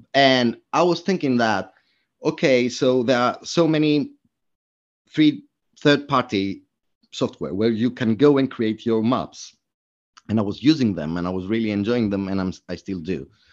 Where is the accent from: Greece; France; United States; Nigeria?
Greece; moved away as an adult; now in London, United Kingdom; I'm originally from Greece